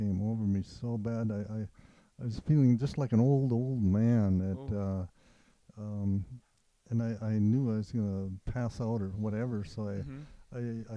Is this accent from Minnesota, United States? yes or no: yes; Warroad, Minnesota, United States; in Warroad, Minnesota, about 6 miles from the Canadian border